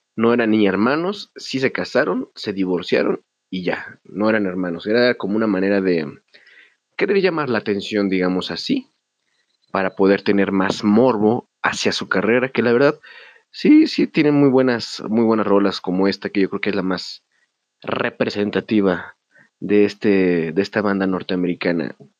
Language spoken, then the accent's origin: Spanish; Mexico; como mexicano